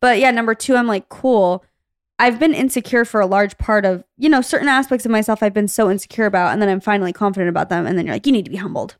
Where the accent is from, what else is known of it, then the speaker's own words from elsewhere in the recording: Arizona, United States; moved away; we grew up in Arizona